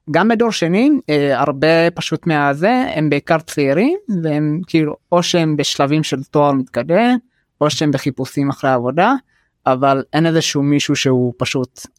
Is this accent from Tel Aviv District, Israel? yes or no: yes; Jaffa, Tel Aviv District, Israel; אבל כאילו בקהילה שאני נמצא בה כאילו איפה שאני גדלתי וגם בתוך השכונה ביפו לא היה מישהו מהעדה האתיופית